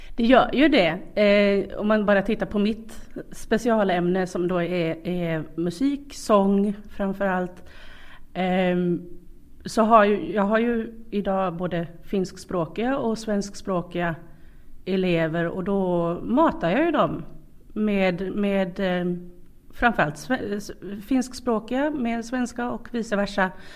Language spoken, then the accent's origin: Swedish; Sweden; now in Karis, Finland; jag kommer från, från eh, Sverige